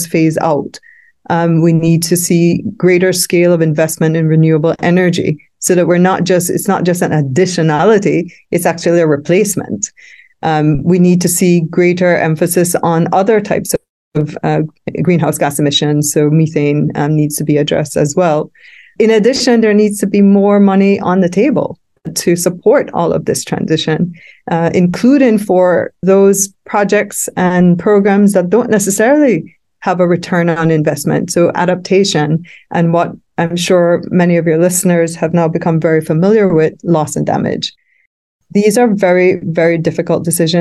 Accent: Belize; I'm from Belize, and Belize is counted as amongst the Caribbean small island developing states

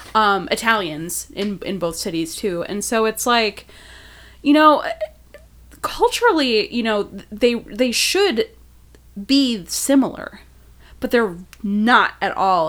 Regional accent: Milwaukee, Wisconsin, United States; now in Chicago, United States; I'm from Milwaukee

